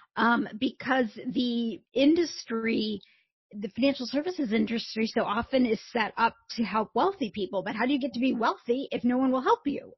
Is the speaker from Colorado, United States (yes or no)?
no; Indiana, United States; I grew up in a small town in Indiana